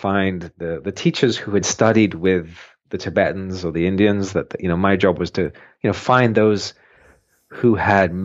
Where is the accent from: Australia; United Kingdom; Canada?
United Kingdom; moved away as an adult; also born or lived in Boulder, Colorado; as a Brit getting out of the UK